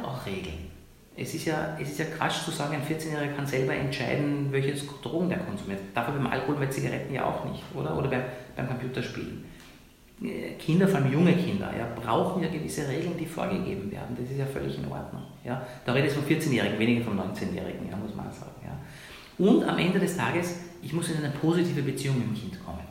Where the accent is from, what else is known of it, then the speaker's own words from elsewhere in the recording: Iran; moved away; Länder, wo ich herkomme, ich komme aus Iran